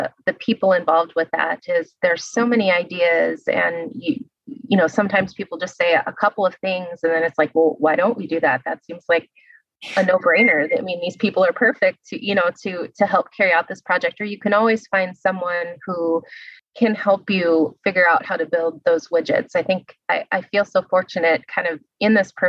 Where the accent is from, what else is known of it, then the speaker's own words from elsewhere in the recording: Illinois, United States; moved away; I'm from Illinois, actually, originally. I'm from kind of the rural side of the state, towards the Iowa border.